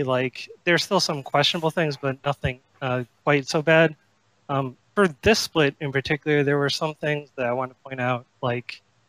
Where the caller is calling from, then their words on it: Sarasota, Florida, United States; Sarasota, Florida.